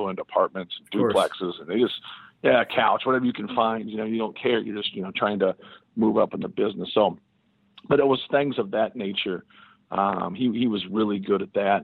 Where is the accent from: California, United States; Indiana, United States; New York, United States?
Indiana, United States; Muncie; growing up in Indiana, I had a good high school coach, Stan Doherty.